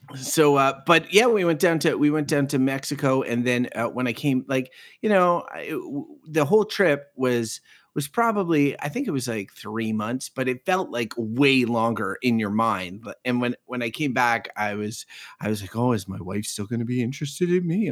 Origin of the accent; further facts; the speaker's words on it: Quebec, Canada; now in Ottawa, Canada; I grew up in the province of Quebec